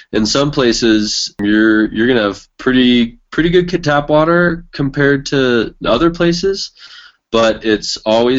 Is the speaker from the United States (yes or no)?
yes; Carmel, California, United States; now in New Mexico, United States; I grew up in Carmel, Monterey, California